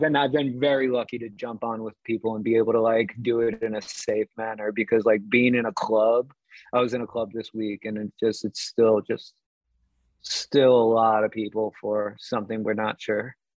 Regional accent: New York City, New York, United States; I grew up in New York City

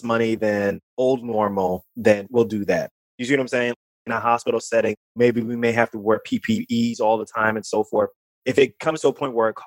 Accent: New York City, New York, United States; moved away; I grew up in New York, and I grew up in Queens. Queens, New York, which is a borough of New York City

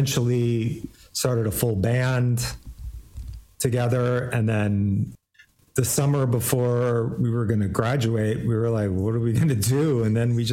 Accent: Iowa City, Iowa, United States; moved away; I grew up in Iowa City

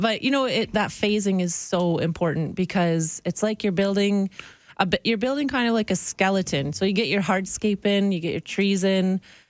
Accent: Northern Michigan, United States; now in Canada; I grew up in Northern Michigan

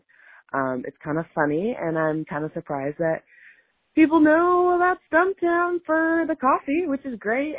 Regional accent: Portland, Oregon, United States; I grew up in Portland and still live there

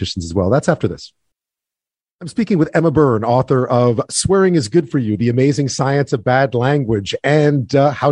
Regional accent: Quebec, Canada; I grew up in Quebec, speaking English and French

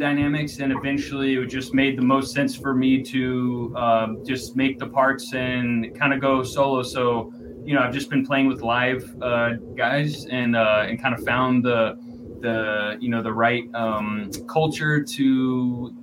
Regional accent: El Paso, Texas, United States; now in Austin, United States; I'm from El Paso, Texas

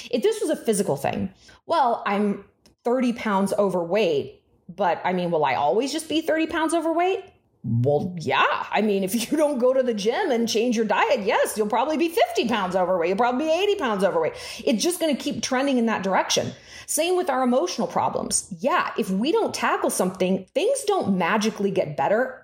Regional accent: Newport Beach, California, United States; my hometown of Crystal Cove in Newport Beach

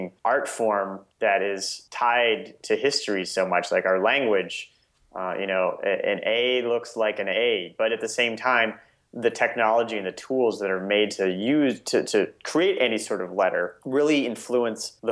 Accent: Nebraska, United States; my entire childhood, I grew up in Nebraska.

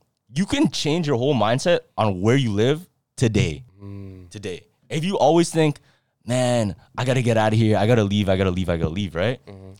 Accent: Toronto, Ontario, Canada; Yeah, I don't like cities. And plus, we're from Toronto.

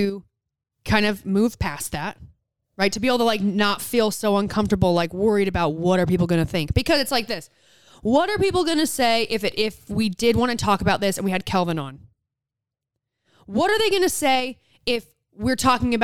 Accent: United States; I'm American

